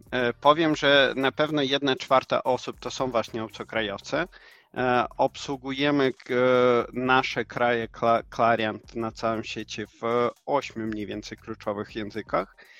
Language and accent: Polish; Ukraine; Polish is a second language; moved away as an adult; also born or lived in Silesia; now in Łódź, Poland; ja właśnie pochodzę z Ukrainy. Ponad 5 lat szczęśliwie mieszkamy tutaj z rodziną w Polsce